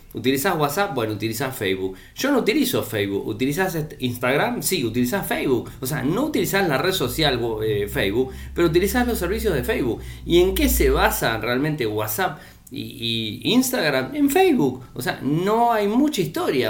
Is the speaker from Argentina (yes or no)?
yes; Argentina